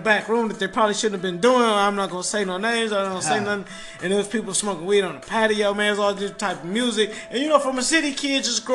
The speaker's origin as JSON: {"language": "English", "town": "Detroit", "region": "Michigan", "country": "United States", "said": "I'm from Detroit"}